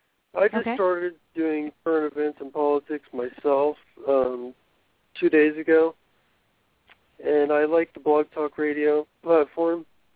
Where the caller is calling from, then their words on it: Ohio, United States; I'm from Ohio.